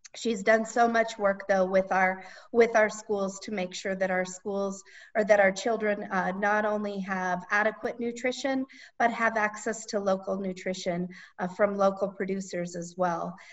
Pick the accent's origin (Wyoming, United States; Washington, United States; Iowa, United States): Wyoming, United States; Gillette; I grew up in Northeast Wyoming in Gillette